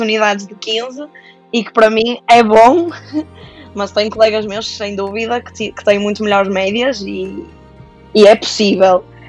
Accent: Santa Maria da Feira, Norte, Portugal; sou de Santa Maria da Feira

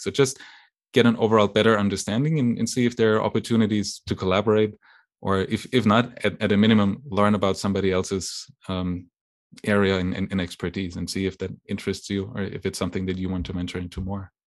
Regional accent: western Germany, Germany; English is a second language; moved away as an adult; also born or lived in Lake Constance, Germany / East Coast, United States; now in United States; I was born and, and raised in, in Germany. um, on the western side of Germany, very close to the border with France

